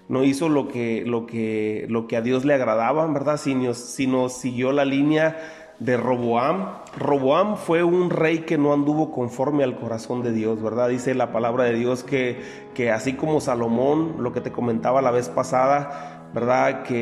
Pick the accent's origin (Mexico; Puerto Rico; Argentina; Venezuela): Mexico; Nosotros como, como eh, mexicanos que vivimos aquí en Baja California, pues conocemos la extensión territorial, ¿verdad?